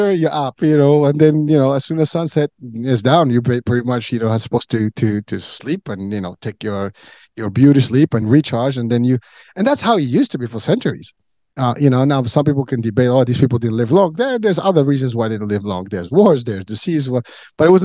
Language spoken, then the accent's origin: English; Morocco; moved away; I grew up, you know, when I was a kid, I was in Africa